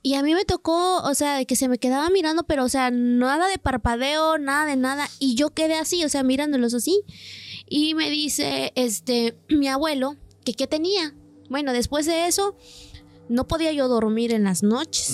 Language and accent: Spanish; San Miguel Soyaltepec, Oaxaca, Mexico; yo soy del municipio de Soyaltepec, un municipio que pertenece a Oaxaca